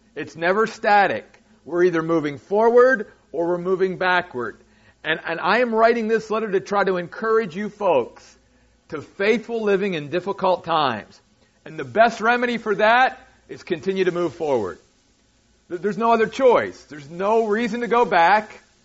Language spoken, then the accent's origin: English; United States; as Americans and as American Christians